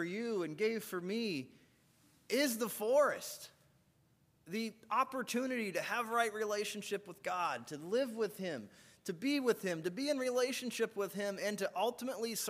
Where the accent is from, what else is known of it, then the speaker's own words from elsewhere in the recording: United States; as Americans